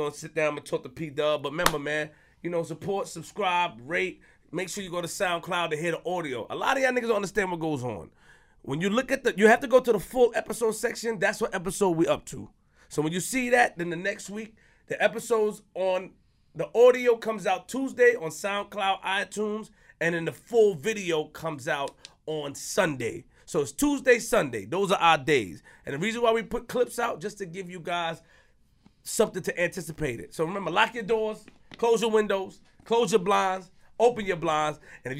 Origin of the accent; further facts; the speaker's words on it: Queens, New York, United States; I put everything out, nigga. I'm from Queens.